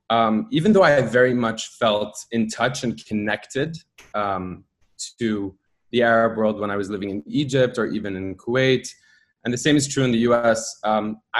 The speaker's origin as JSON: {"language": "English", "country": "United States", "tie": "born there", "said": "I was born in the United States"}